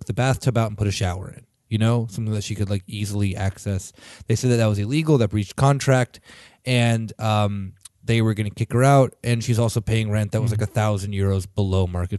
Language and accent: English; Canada; I'm Canadian.